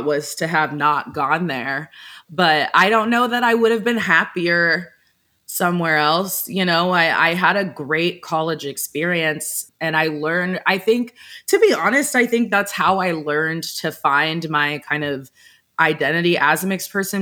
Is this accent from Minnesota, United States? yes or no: no; Texas, United States; moved away as an adult; also born or lived in Alabama; where I grew up in Texas, like I grew up in one of those, I don't even know how to describe the place I'm from. It's like very cookie cutter white suburbia